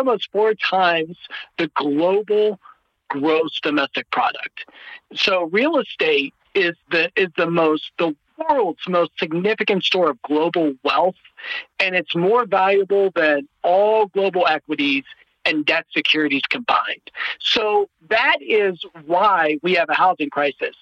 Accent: Ohio, United States; moved away; I'm originally from Ohio

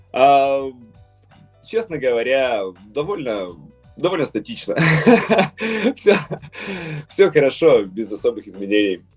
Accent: Perm, Perm Krai, Russia; accent: Perm dialect; пермский говор вообще очень слышен. То есть э, у нас там отсутствуют окончания многие

